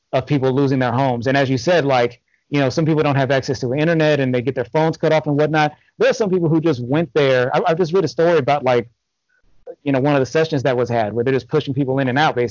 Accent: Los Angeles, California, United States; moved away as an adult; also born or lived in North Carolina; I'm from Los Angeles, different parts of Los Angeles. I've never lived in the city proper, but I've lived in various cities within the county.

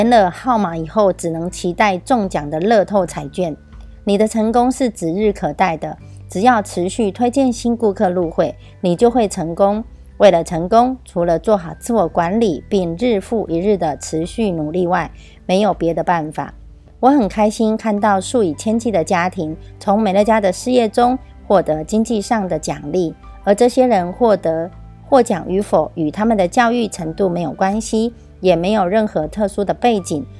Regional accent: Miaoli County, Taiwan; 我是苗栗的

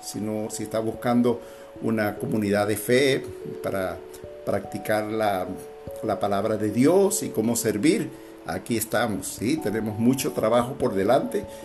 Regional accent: Venezuela; somos de Venezuela

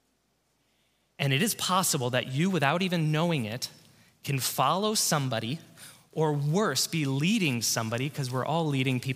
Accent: Covina, California, United States; Back at my home church, this is the church I grew up in Southern California, in Covina. I grew up at this church

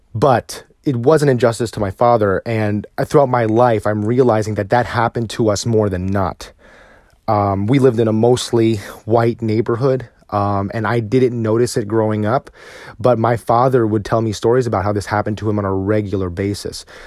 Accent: United States; also born or lived in Virginia; as a Filipino American

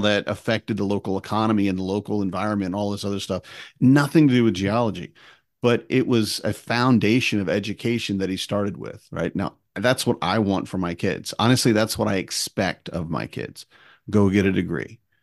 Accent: Wisconsin, United States; we were growing up in Wisconsin

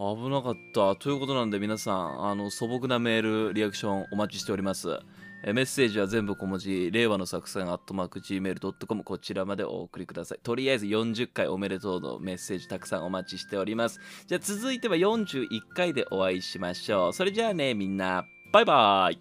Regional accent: Chiba, Japan; 僕の地元の千葉

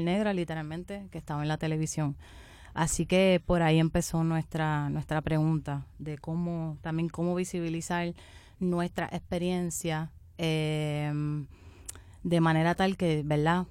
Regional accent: southern Puerto Rico, Puerto Rico; yo especialmente vengo del área sur de Puerto Rico, donde es un área mayoritariamente negra y pobre

